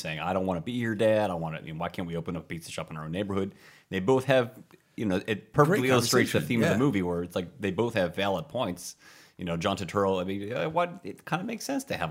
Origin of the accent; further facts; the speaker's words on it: Pittsburgh, Pennsylvania, United States; I grew up in Pittsburgh, and it was a pretty multi-ethnic community.